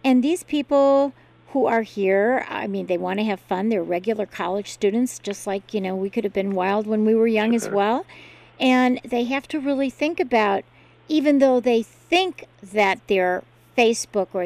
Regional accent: Chicago, Illinois, United States; moved away; also born or lived in Charlottesville, Virginia; I grew up in Chicago area

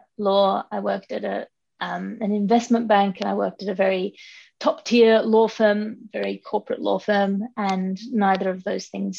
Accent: Sydney, New South Wales, Australia; also born or lived in London; I grew up here in Sydney with my twin brother and my mother and my father

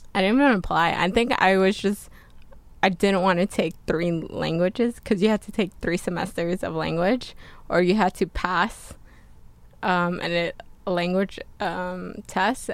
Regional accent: New Jersey, United States; moved away as an adult; also born or lived in Pasadena, California; now in California, United States; I came from New Jersey and I didn't know where I wanted to go to college yet, but I knew for sure I didn't want to live in New Jersey anymore

